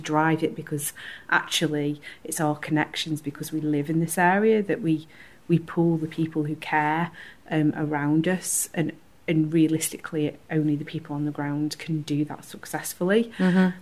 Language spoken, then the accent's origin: English; Stretford, North West England, United Kingdom; I'm also from Stretford, I'm the creative director for Stretford Stride